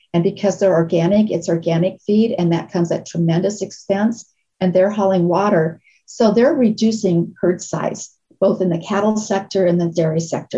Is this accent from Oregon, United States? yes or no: no; Nebraska, United States; moved away; I come from Nebraska